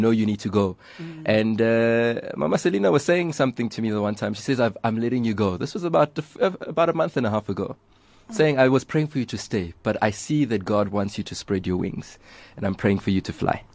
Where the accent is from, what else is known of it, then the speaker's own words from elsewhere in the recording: South Africa; as South African youth